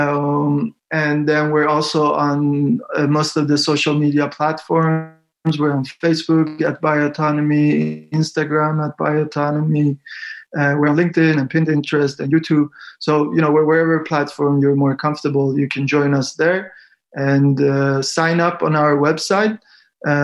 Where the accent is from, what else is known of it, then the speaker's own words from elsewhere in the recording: Iran; moved away; I was born in Iran